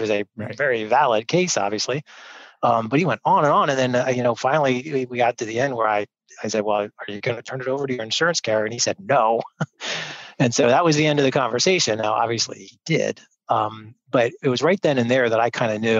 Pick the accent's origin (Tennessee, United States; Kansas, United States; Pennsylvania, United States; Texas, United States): Pennsylvania, United States; York; I grew up here in York.